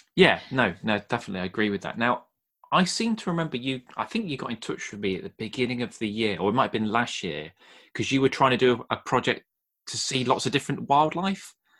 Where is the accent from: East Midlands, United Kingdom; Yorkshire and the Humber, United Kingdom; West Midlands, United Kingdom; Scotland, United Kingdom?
East Midlands, United Kingdom; Nottingham; I grew up well born and bred in Nottingham